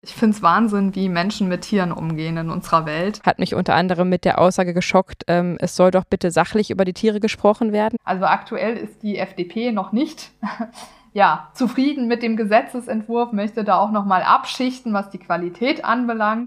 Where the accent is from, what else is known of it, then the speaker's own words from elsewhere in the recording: Karlsruhe, Baden-Württemberg, Germany; Karlsruhe, wo ich auch aufgewachsen bin.